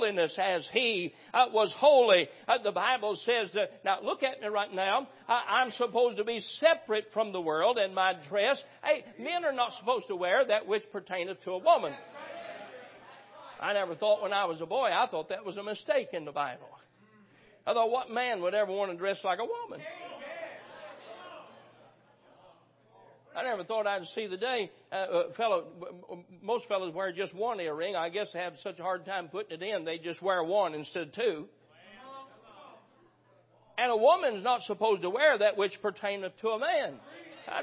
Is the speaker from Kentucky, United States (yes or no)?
yes; Lexington, Kentucky, United States; I grew up in Christian school. I went to one of the first Christian schools in the state. School here, Clay's Mill Road, was one of the first